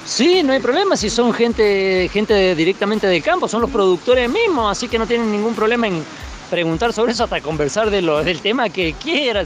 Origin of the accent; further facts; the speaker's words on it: Fray Luis Beltrán, Mendoza, Argentina; soy de Fralí Beltrán